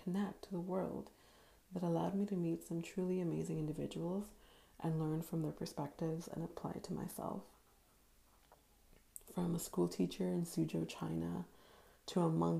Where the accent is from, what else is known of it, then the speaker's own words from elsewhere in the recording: Dominican Republic; born there; So I was born in Dominican Republic to a country boy at heart bank manager by day